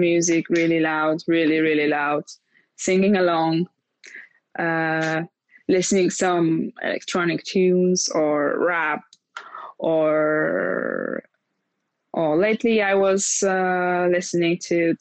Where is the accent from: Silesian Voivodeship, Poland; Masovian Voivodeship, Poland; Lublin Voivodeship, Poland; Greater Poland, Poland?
Lublin Voivodeship, Poland; Lublin; now in Warsaw, Poland; my hometown is the place, and the place that's always in my heart is Lublin.